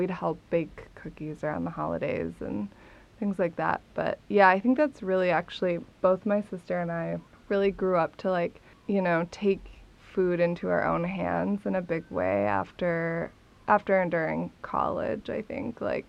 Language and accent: English; Minnesota, United States; I'm from Minnesota. Both my parents are from Minnesota. My dad and his Italian side were born in LA, but he moved to Minnesota as a youth.